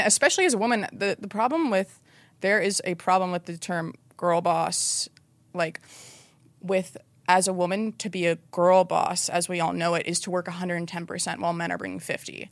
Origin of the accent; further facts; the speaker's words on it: North Carolina, United States; I grew up like in North Carolina and my parents were very traditional